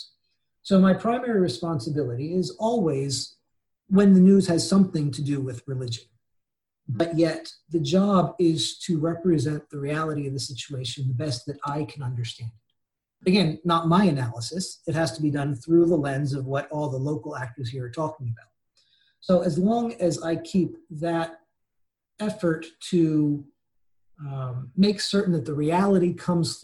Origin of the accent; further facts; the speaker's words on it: United States; moved away as an adult; also born or lived in Cairo, Egypt / Tunisia / Jordan / Mauritania; now in Beirut, Lebanon; as an American